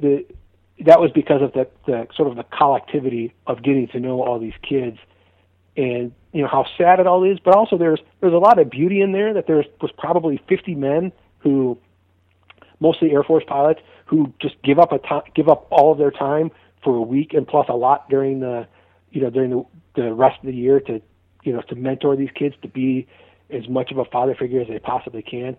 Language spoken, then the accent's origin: English; Clawson, Michigan, United States; also born or lived in St. Louis; now in Charlotte, United States; The little town that I grew up in Michigan, in the suburbs of Detroit, it's called Clawson